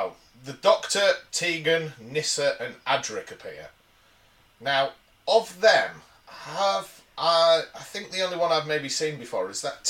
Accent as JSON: {"language": "English", "region": "Yorkshire and the Humber", "country": "United Kingdom", "said": "as an Englishman and a Yorkshireman"}